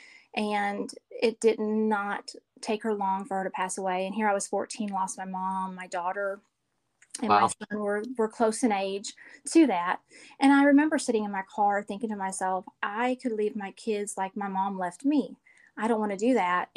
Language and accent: English; Chicago, Illinois, United States; moved away as an adult; now in Hartselle, United States; I live in Hartselle, Alabama. I'm originally from Chicago, but moved to Alabama about 20 years ago